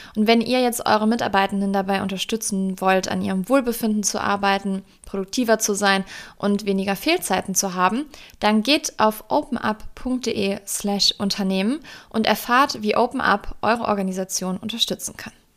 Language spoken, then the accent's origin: German; Germany; in Deutschland geboren, meine Familie hat keinen Migrationshintergrund